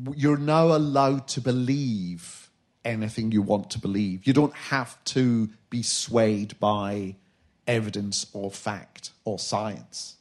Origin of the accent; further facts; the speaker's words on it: Glasgow, Scotland, United Kingdom; I'm from Glasgow